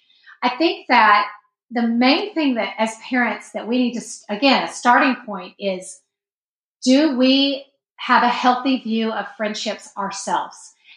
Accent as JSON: {"language": "English", "region": "the South", "country": "United States", "tie": "born or raised there", "said": "we grew up in the South and you have to be nice to everybody."}